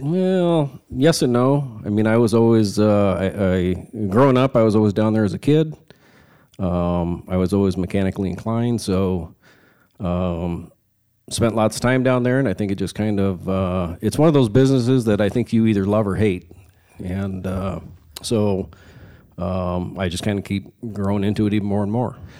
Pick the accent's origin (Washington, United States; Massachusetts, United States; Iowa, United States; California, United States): Iowa, United States; Sioux City; I grew up here in Sioux City, Iowa, uh, born and raised here